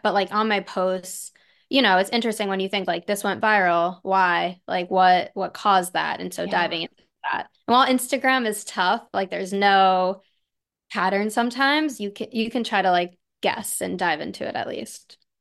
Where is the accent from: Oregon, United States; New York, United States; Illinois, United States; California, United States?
New York, United States; Long Island; now in Manhattan, New York, United States; I grew up in Long Island